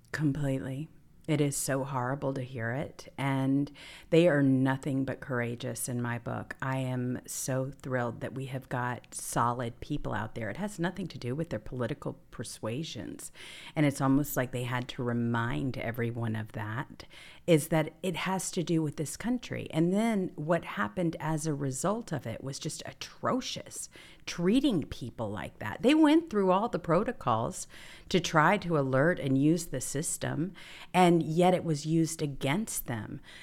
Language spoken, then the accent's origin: English; the South, United States; We're both from the South